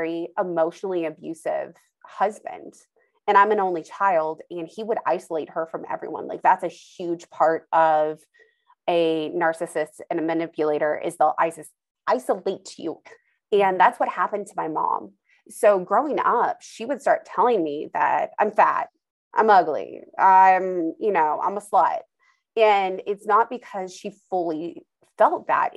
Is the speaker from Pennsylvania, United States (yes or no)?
no; Idaho, United States; moved away; also born or lived in Indiana; I grew up in Idaho